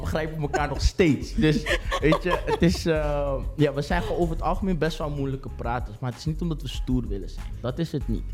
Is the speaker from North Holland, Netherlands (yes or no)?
no; Rotterdam, South Holland, Netherlands; Ik ben 26 jaar geboren en getogen in Rotterdam.